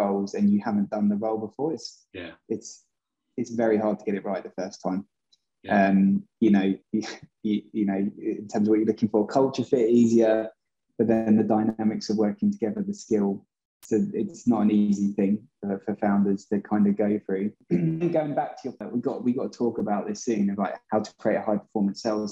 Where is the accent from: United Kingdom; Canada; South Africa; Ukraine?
United Kingdom; England; moved away as an adult; also born or lived in Boston; being English myself